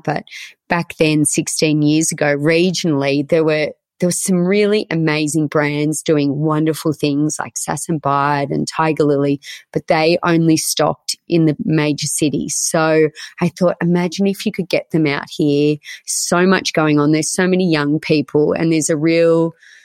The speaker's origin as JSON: {"language": "English", "town": "Orange", "region": "New South Wales", "country": "Australia", "tie": "born or raised there", "also_born_or_lived": "Sydney", "said": "I grew up in Orange and my mum had a clothing store here for 25 years"}